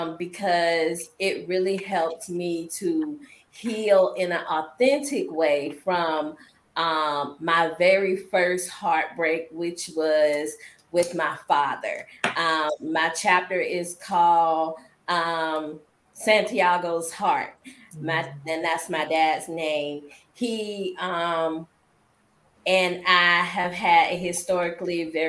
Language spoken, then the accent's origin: English; Norfolk, Virginia, United States; I am from Norfolk, Virginia